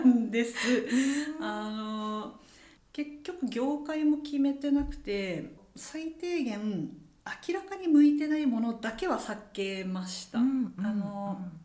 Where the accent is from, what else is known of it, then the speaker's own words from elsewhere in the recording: Tohoku, Japan; 東北の出身なので